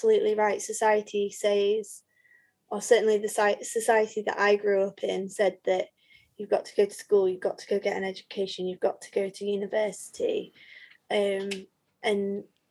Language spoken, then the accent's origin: English; Leeds, Yorkshire and the Humber, United Kingdom; also born or lived in Nottingham; I grew up in Leeds